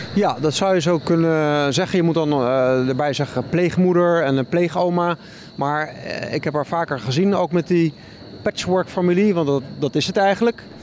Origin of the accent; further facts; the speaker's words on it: Netherlands; now in Berlin, Germany; als Nederlander